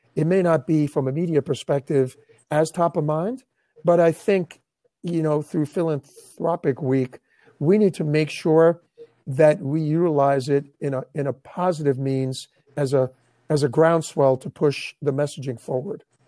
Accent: New York, United States; moved away as an adult; now in Tampa Bay, United States; I'm from New York

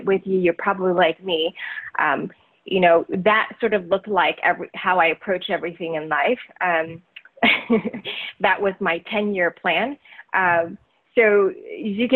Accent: Taiwan; also born or lived in Southeast Asia; now in United States; growing up in Taiwan and then, you know, Southeast Asia and then coming over to the United States.

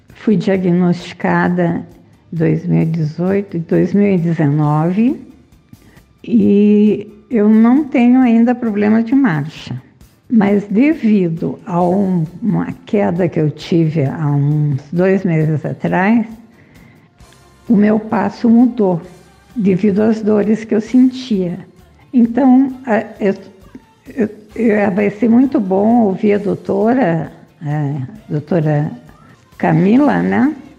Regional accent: Joinville, Santa Catarina, Brazil; Sou de Joinville

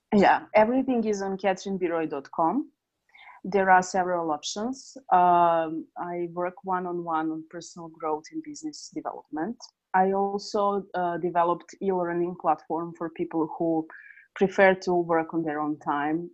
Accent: Serbia; also born or lived in Northridge, California; I was born in Serbia. Currently, I'm in Novi Sad, Serbia

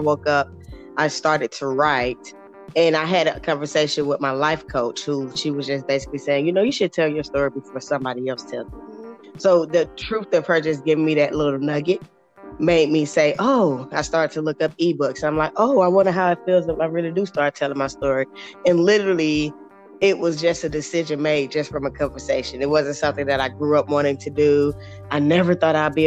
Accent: Atlanta, Georgia, United States; From Atlanta, Georgia

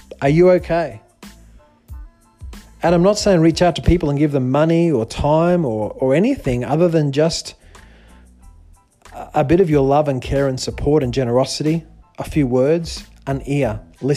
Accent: Australia; moved away; also born or lived in China; I'm a Westerner. I grew up in Australia

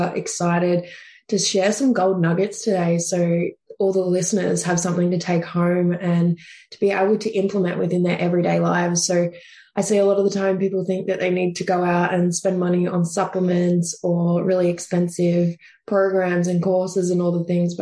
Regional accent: Deniliquin, New South Wales, Australia; moved away as an adult; originally I'm actually from country New South Wales. So it's right on the border of New South Wales and Victoria. I'm a little town called Deneligrin. So there's only about 8,000 people there. So you just about know everyone growing up

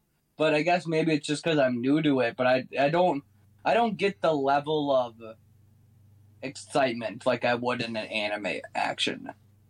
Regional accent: United States; As an American

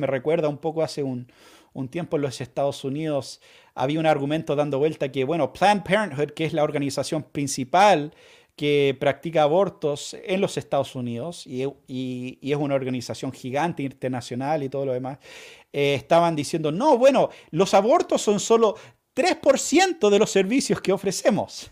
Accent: Chile; vamos a vivir como chilenos

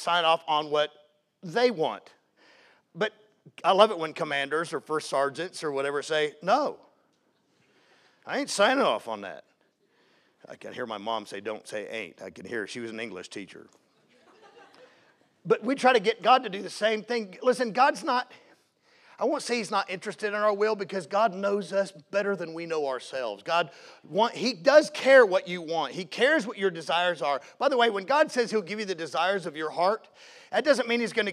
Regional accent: Jacksonville, Florida, United States; accent: Southern; moved away as an adult; also born or lived in Seattle, Washington / Great Yarmouth, Norfolk, England / Post Falls, Idaho; when I was 7 years old, we moved to Jacksonville, Florida. So if you hear any y'all or ain't and stuff like that, that's where that comes from. I grew up in Jacksonville

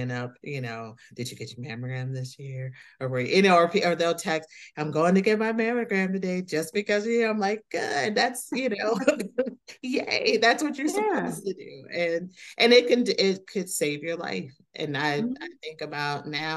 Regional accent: South Haven, Michigan, United States; I am from South Haven, Michigan, a little town

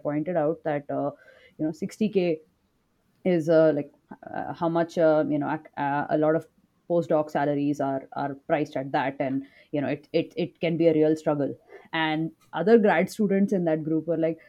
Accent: India; moved away as an adult; now in United States; I'm from India

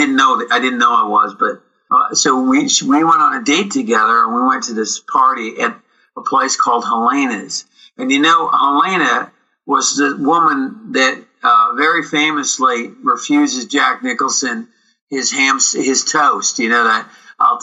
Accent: British Columbia, Canada; moved away as an adult; also born or lived in United States; here we are in British Columbia

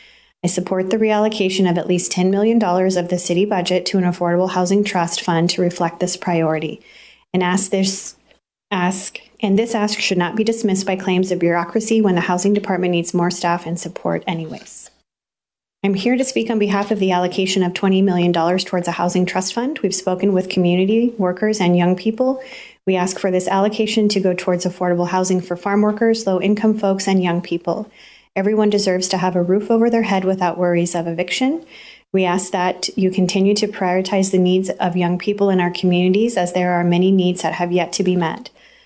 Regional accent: Turlock, California, United States; also born or lived in Central Valley; I am from Turlock, California, but I have longtime roots in the Central Valley.

